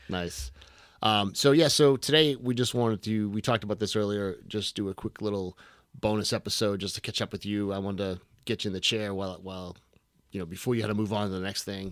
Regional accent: Boston, Massachusetts, United States; I'm from Boston

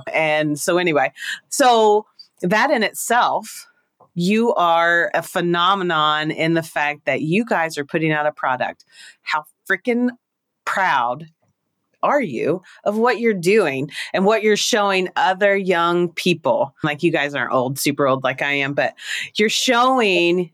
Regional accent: Kentucky, United States; moved away; I came from Kentucky, which is a place where you trade chickens for services

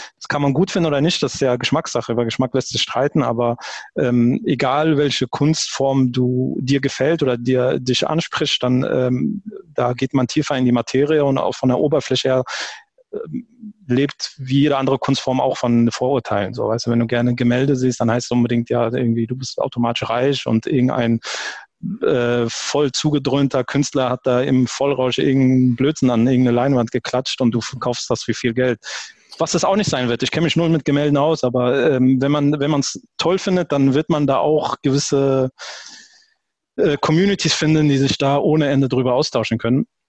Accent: Germany; ich bin, ich bin Deutscher

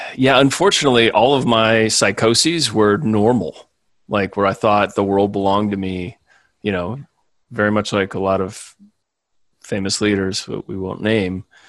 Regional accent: Chicago, Illinois, United States; also born or lived in Springfield, Illinois; most of my childhood and school years were in the Chicago suburbs

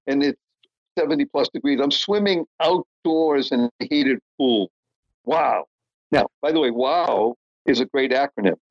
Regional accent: Brookline, Massachusetts, United States; also born or lived in Dorchester, Boston; until I was nine years old, lived in Dorchester. Then we moved to Brookline, so that's where I spent most of my formative years

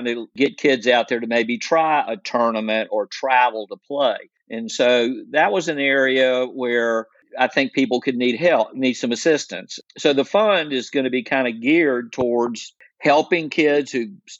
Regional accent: Raleigh, North Carolina, United States; I grew up in Raleigh

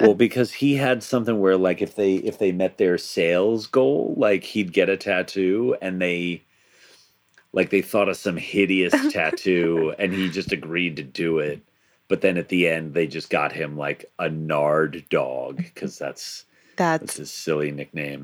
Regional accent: Long Island, New York, United States; now in New Jersey, United States; I, I, grew up on Long Island

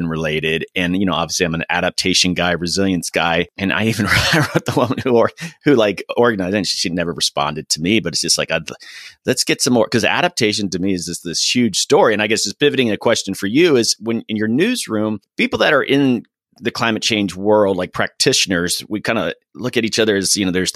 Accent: Florida, United States; I'm from Florida

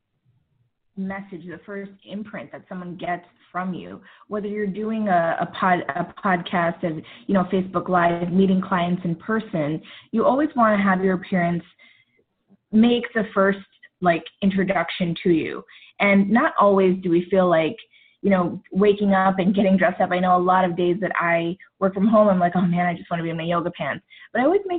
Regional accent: New York, United States; I am of Indian descent, and growing up, I grew up in New York

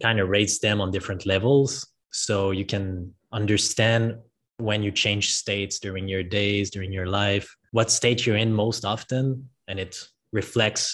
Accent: French part of Canada, Quebec, Canada; moved away as an adult; now in Puerto Escondido, Mexico; I'm from Canada originally. What part of Canada are you from? Quebec, French part.

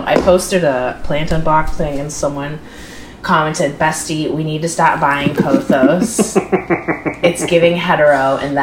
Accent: Minnesota, United States; also born or lived in Wisconsin; I'm from Minnesota and I have had roommates in Wisconsin.

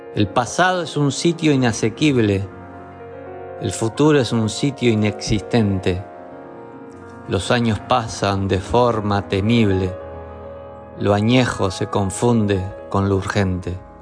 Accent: Uruguay; soy uruguayo, poeta

